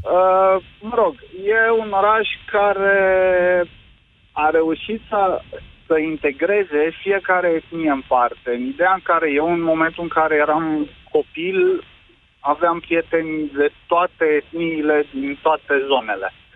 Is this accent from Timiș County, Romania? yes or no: yes; Timișoara, Timiș County, Romania; eu sunt din Timișoara